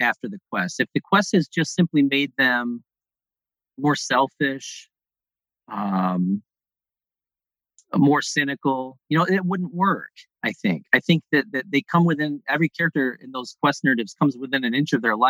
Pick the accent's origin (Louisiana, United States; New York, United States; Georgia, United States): New York, United States; Mohawk River Valley, upstate; Where I grew up in New York, in upstate New York, is in the center part of the state, in the Mohawk River Valley